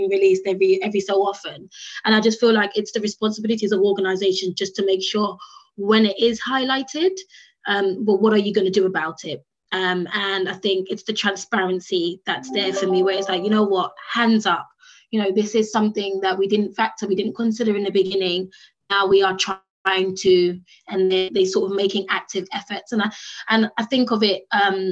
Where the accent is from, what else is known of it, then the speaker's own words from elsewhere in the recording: United Kingdom; accent: British; my British accent